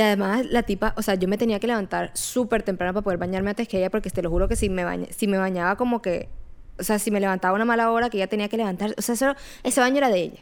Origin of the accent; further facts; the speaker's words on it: Barranquilla, Atlántico, Colombia; now in Jacksonville, United States; yo soy colombiana, soy de Barranquilla